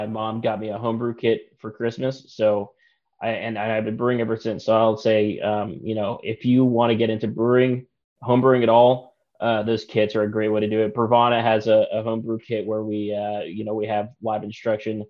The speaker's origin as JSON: {"language": "English", "town": "Harrisonburg", "region": "Virginia", "country": "United States", "moved": "yes", "said": "I'm originally from Virginia in the Appalachian Mountains, a town called Harrisonburg. We're a big craft beer town."}